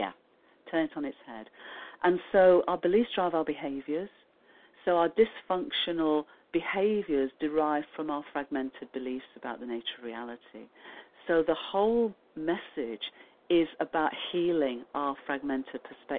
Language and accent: English; United Kingdom; I mean, I'm not using the royal we just because I'm British.